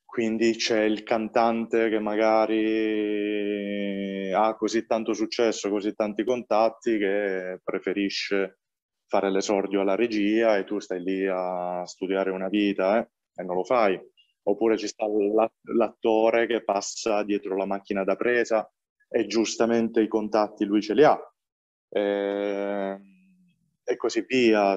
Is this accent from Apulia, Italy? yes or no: yes; Valenzano, Apulia, Italy; nel mio paese di origine, io vengo da Valenzano, che è un paese, piccolo paese vicino Bari, e sono pugliese